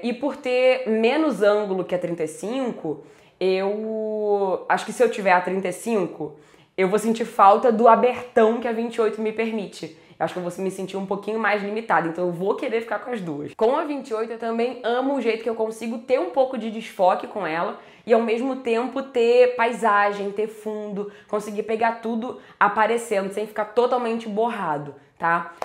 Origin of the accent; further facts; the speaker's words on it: Rio de Janeiro, Brazil; eu sou do Rio